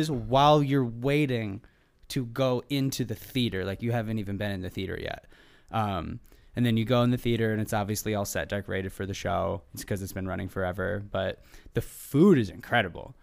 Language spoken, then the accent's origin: English; Michigan, United States; moved away as an adult; now in Southern California, United States; since I moved from Michigan, where I'm from originally, out to Southern California